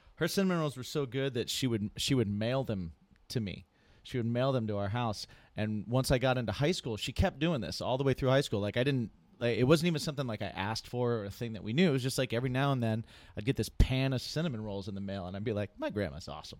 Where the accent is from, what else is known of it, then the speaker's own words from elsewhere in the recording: Indiana, United States; also born or lived in New Hampshire; when I was growing up in Indiana, and even before that when I was in New Hampshire